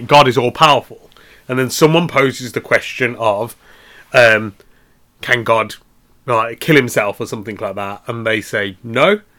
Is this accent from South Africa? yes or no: no; England, United Kingdom; we're English